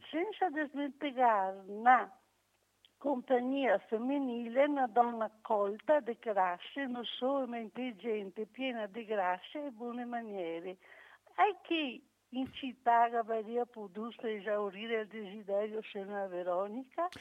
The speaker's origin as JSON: {"language": "Italian", "town": "Venice", "region": "Veneto", "country": "Italy", "said": "sono veneziana"}